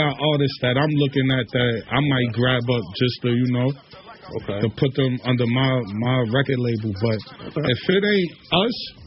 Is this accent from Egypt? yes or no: no; Antigua & Barbuda; also born or lived in Trinidad and Tobago; now in United States; Antigua, my hometown